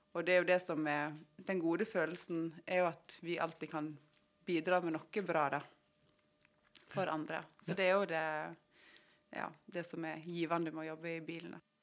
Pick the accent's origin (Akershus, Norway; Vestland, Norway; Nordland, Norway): Vestland, Norway; Måløy; moved away as an adult; now in Oslo, Norway; Jeg er fra Måløy, og der har jeg jobba i ambulansen i 20 år